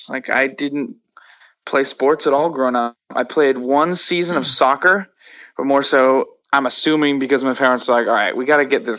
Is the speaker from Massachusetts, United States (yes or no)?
yes; Worcester, Massachusetts, United States; I personally loved growing up in Worcester. Don't have anything to compare to, obviously, because I didn't I didn't move around. A lot of kids growing up, whether it's, you know, their parents moving around for job purposes or whatever, you know, moved around a lot as kids, but not me. I grew up here